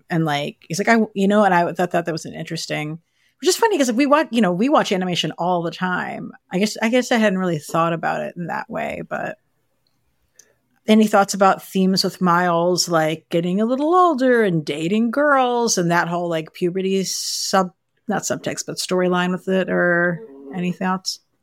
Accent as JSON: {"language": "English", "town": "New York City", "region": "New York", "country": "United States", "said": "as a New Yorker"}